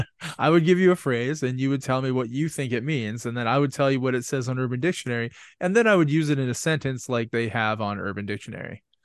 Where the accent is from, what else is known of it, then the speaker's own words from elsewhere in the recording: Canada; I'm from Canada, so I don't, I don't notice the cold like you guys